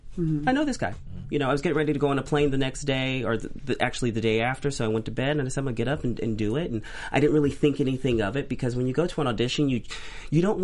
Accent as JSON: {"language": "English", "town": "Bakersfield", "region": "California", "country": "United States", "tie": "born or raised there", "said": "I grew up in Bakersfield, California"}